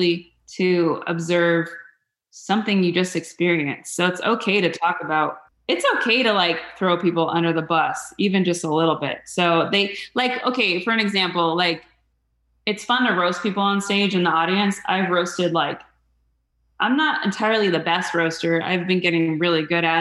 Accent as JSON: {"language": "English", "town": "Mesa", "region": "Arizona", "country": "United States", "tie": "born or raised there", "said": "I grew up in Mesa"}